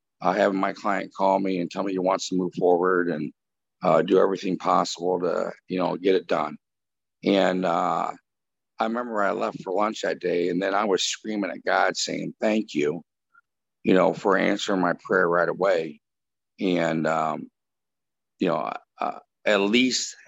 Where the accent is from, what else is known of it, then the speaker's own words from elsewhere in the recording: Chicago, Illinois, United States; we're all from Chicago on this podcast, or the state of Illinois.